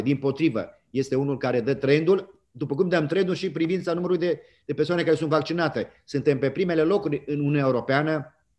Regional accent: Romania; suntem toți români

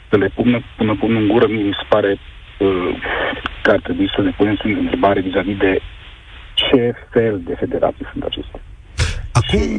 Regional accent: Romania; pot să spun că sunt mândru uh, că sunt român, în urma jocurilor fetelor de la, de la European.

